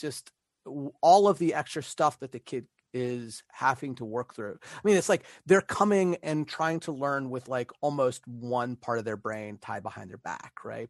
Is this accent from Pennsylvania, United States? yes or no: yes; Pittsburgh, Pennsylvania, United States; moved away; also born or lived in Italy; back home, back to Pittsburgh